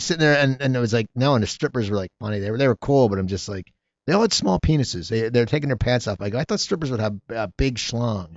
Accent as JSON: {"language": "English", "area": "near Philadelphia", "region": "Pennsylvania", "country": "United States", "tie": "born or raised there", "said": "growing up near Philadelphia"}